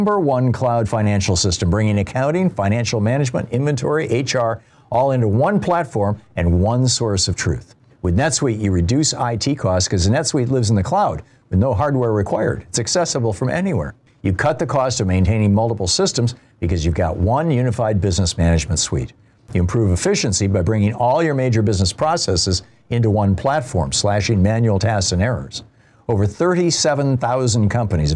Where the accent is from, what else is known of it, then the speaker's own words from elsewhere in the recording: Lansing, Michigan, United States; in Lansing, Michigan, my hometown.